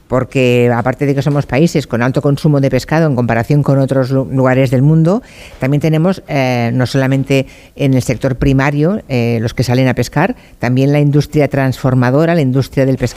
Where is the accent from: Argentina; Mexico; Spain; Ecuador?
Spain; Galicia